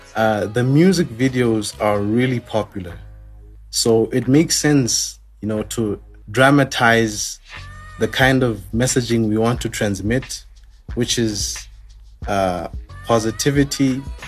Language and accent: English; Lesotho; from Lesotho